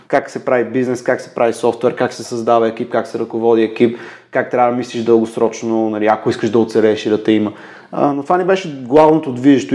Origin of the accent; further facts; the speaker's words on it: Pleven, Pleven Province, Bulgaria; moved away; also born or lived in Sofia; Аз съм от Плевен. Там съм учил в Мегето в Плевен